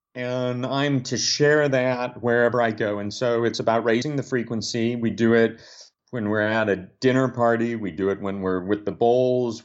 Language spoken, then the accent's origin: English; Omaha, Nebraska, United States; born and raised in Omaha, Nebraska